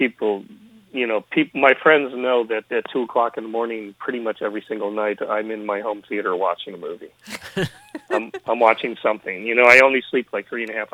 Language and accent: English; Chicago, Illinois, United States; from a very early age in Chicago, growing up in Chicago